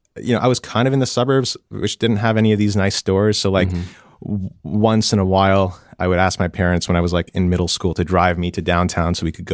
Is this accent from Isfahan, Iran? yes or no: no; Tehran, Tehran Province, Iran; born there; It's always a hard question because I don't really know where home is, but I was born in Tehran, Iran in 88.